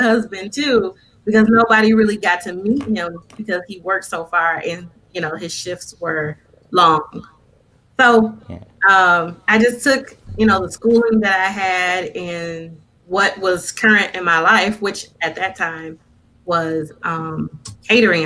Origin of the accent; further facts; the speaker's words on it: Flint, Michigan, United States; moved away as an adult; now in Lansing, United States; I'm originally from Flint, Michigan, and uh, I was born and raised there for the most part.